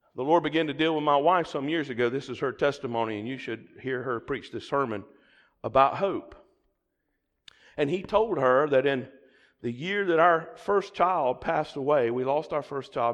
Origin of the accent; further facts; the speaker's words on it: the South, United States; accent: southern; my southern accent